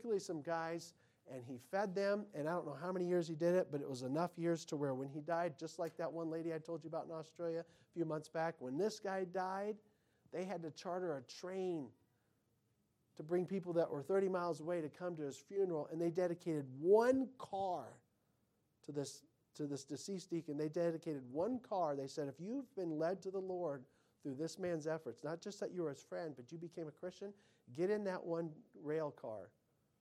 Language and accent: English; United States; I'm an American.